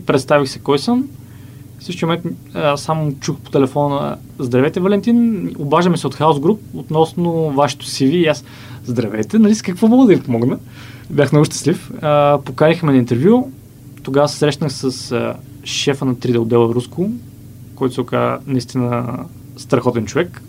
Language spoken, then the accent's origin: Bulgarian; Bulgaria; moved away as an adult; След това се върнах в България, установих се в родния ми град